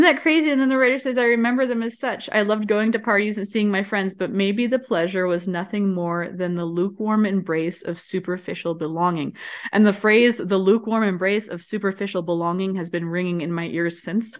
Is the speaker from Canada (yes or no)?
yes; Canada; I'm from Canada